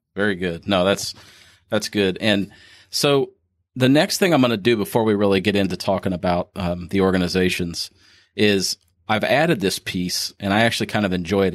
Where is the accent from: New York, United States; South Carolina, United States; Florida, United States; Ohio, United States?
Ohio, United States; now in Kentucky, United States; I'm actually from Ohio